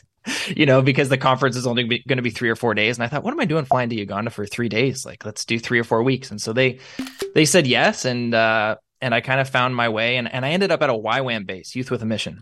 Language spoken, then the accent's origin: English; Niagara, Ontario, Canada; I consider it a privilege to be born and raised here. We, we love where we live here in Niagara.